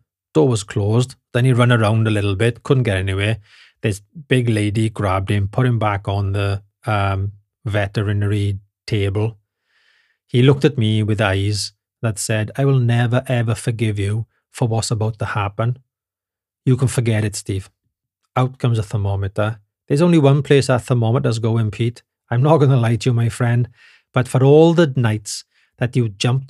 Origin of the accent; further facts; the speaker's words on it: Wales, United Kingdom; now in Germany; They all giggle because they know I'm from Britain, right? And I think they pretty much say, "Oh, it's the crazy Welsh guy again."